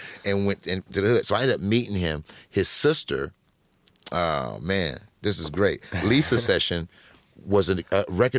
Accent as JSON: {"language": "English", "town": "Los Angeles", "region": "California", "country": "United States", "tie": "born or raised there", "said": "And in my neighborhood of South Central at the time, there wasn't a lot of schools that had the materials to educate a kid with low vision."}